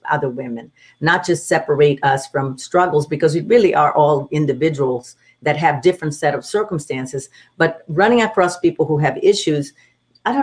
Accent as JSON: {"language": "English", "country": "Brazil", "moved": "yes", "said": "I come from Brazil, so the culture definitely has an impact on the way we dress, the way we're supposed to look, or the expectation of being a Brazilian woman."}